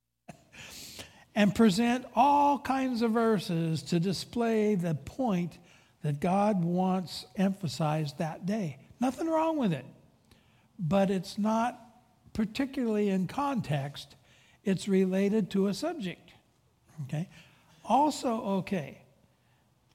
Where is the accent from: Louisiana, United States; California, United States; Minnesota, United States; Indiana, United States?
California, United States; Pacific Grove; I grew up in Pacific Grove, Monterey, and right on the waterfront